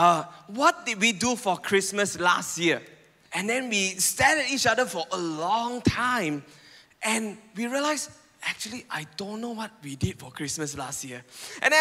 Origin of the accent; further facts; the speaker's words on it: Penang, Malaysia; now in Puchong, Malaysia; I come from Penang.